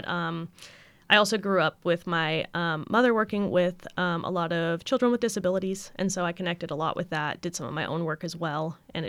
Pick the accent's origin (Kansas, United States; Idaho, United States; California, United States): Idaho, United States; And I'm originally from Idaho in the U.S., the potato state.